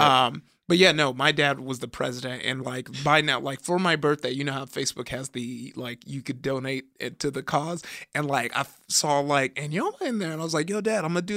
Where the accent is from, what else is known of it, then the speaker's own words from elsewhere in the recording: Compton, California, United States; I grew up in Compton